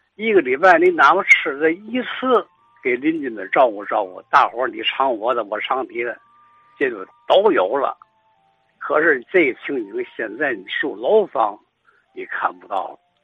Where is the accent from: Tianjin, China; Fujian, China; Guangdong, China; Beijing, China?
Tianjin, China; 咱们天津人这个心情是嘛呢